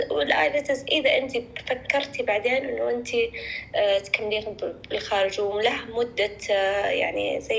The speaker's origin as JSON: {"language": "Arabic", "country": "Saudi Arabia"}